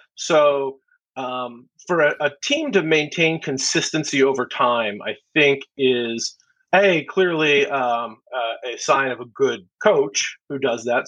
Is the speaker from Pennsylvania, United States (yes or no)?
yes; outside of Philadelphia, Pennsylvania, United States; moved away as an adult; I grew up in the Northeast. I grew up outside of Philadelphia